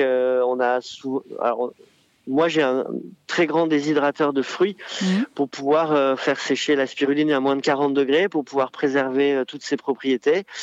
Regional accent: Arcachon Basin, Nouvelle-Aquitaine, France; also born or lived in Bordeaux; je suis originaire euh, du bassin d'Arcachon. Je suis né à Bordeaux.

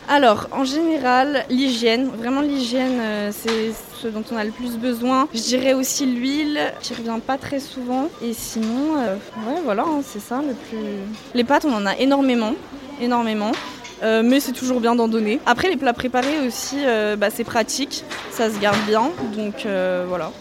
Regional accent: Melun, Île-de-France, France; je viens de Melun et je suis étudiante à Paris

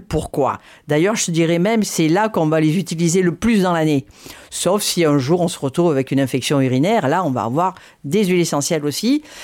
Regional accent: Provence-Alpes-Côte d'Azur, France; j'ai grandi dans les Hautes-Alpes

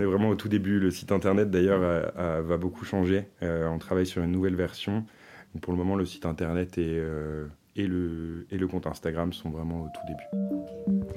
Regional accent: Finistère, South Brittany, France; moved away as an adult; also born or lived in Paris; je suis originaire de Bretagne-Sud, dans le Finistère

